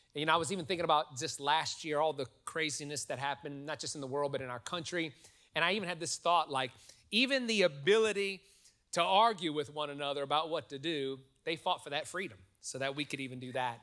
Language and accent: English; New Orleans, Louisiana, United States; now in Texas, United States; I'm from New Orleans